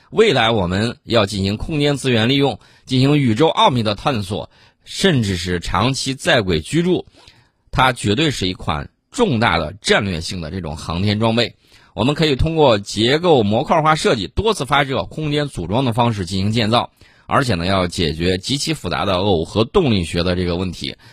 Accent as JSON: {"language": "Chinese", "country": "China", "said": "我们中国人"}